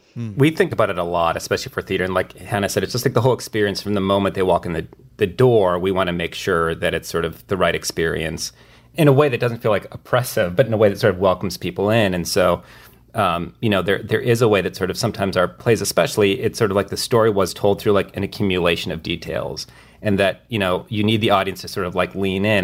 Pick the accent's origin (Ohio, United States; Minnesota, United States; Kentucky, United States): Minnesota, United States; rural; moved away; my hometown in rural Minnesota